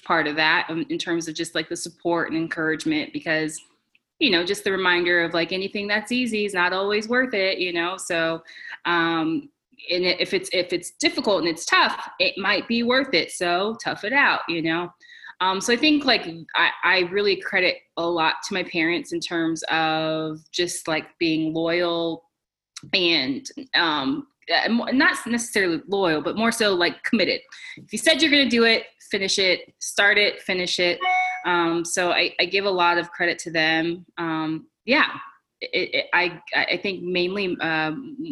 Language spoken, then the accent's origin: English; Irvine, California, United States; I grew up in SoCal. So I grew up in Irvine, California, in Orange County